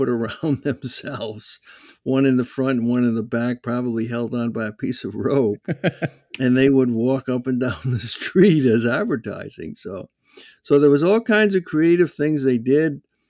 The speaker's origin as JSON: {"language": "English", "town": "West Warwick", "region": "Rhode Island", "country": "United States", "tie": "born or raised there", "said": "or the little town we grew up in West Warwick."}